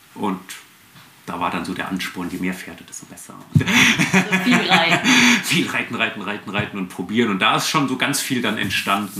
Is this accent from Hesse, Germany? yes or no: yes; Fulda, Hesse, Germany; also born or lived in Frankfurt / Bad Wildungen; Ursprünglich geboren in Fulda